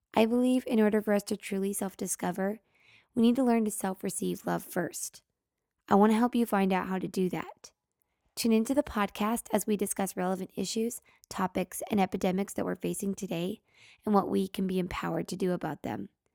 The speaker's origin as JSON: {"language": "English", "town": "Oregon City", "region": "Oregon", "country": "United States", "tie": "born or raised there", "said": "growing up in Oregon City, Oregon"}